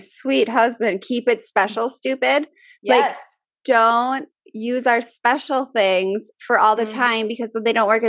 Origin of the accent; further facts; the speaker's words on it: Midwest, United States; accent: Midwest; My Midwest accent